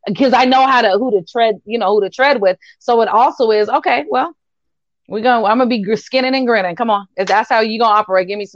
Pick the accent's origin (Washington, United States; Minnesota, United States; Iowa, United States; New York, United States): Washington, United States; We're all from Washington.